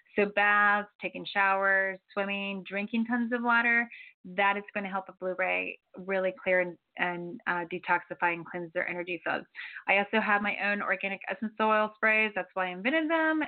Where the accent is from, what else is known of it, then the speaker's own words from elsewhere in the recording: Florida, United States; now in Santa Barbara, United States; I'm from Florida.